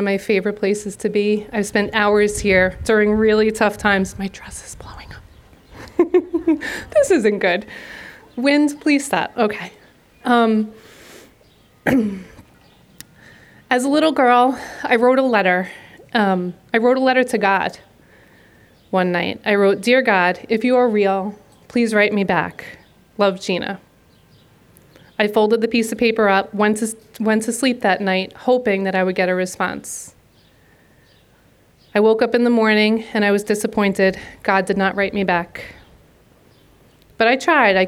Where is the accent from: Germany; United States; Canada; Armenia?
United States; Long Beach, New York; The four of us went through the Long Beach school system as student athletes